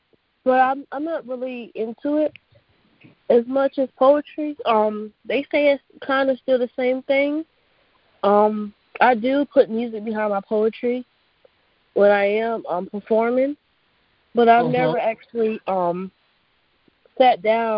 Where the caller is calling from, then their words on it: Raleigh, North Carolina, United States; I'm calling from Raleigh, North Carolina.